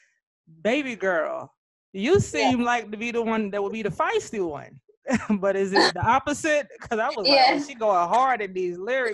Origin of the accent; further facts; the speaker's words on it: Jacksonville, Florida, United States; I'm from Jacksonville, Duval County